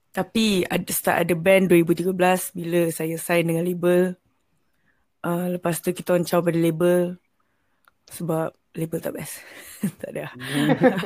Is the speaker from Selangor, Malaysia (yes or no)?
yes; Selangor, Malaysia; Saya dari Selangor.